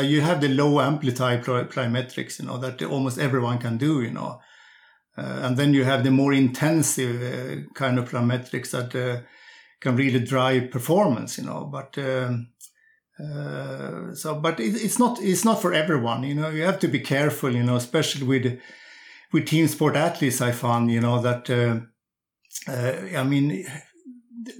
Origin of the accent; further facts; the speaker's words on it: Sundsvall, Västernorrland County, Sweden; also born or lived in Växjö; I'm coaching a group nowadays on junior sprinters up in my hometown of Sundsvall.